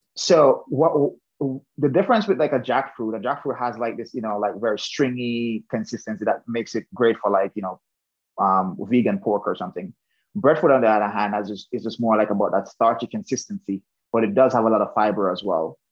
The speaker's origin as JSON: {"language": "English", "region": "Saint James", "country": "Jamaica", "tie": "born or raised there", "moved": "yes", "lives_now": "United States", "said": "I originally grew up in Jamaica. So I am from the western end of Jamaica, um, close to the Montego Bay, just outside Montego Bay"}